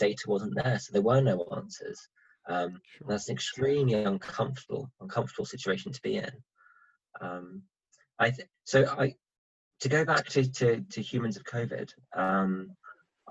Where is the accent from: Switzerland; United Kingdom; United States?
Switzerland; moved away; I grew up in Switzerland